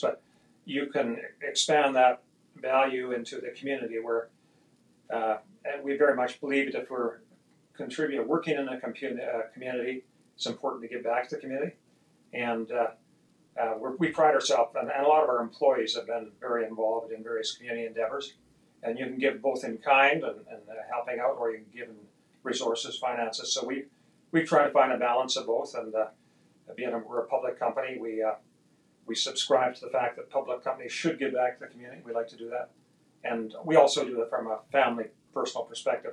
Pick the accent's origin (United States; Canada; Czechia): Canada; Edmonton, Alberta; also born or lived in London, England; took me in her arms, and I was six months old, to Canada, where my dad lived in Edmonton, Alberta.